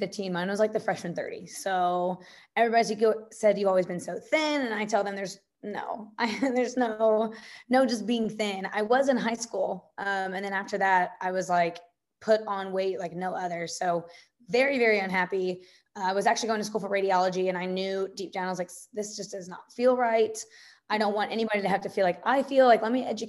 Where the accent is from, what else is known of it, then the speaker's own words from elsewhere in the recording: Evansville, Indiana, United States; I'm born and raised in Evansville, Indiana